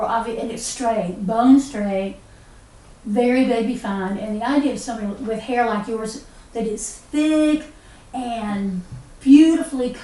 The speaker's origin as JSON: {"language": "English", "area": "West Buncombe", "region": "North Carolina", "country": "United States", "tie": "born or raised there", "said": "I was born in West Buncombe, out at where Mount Pisgah Academy is now"}